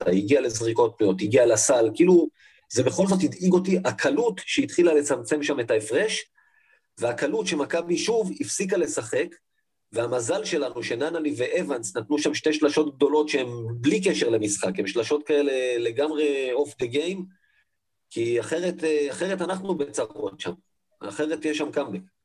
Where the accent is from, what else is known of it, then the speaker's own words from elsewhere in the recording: Israel; אני בסופו של דבר גם חי בישראל, אני ישראלי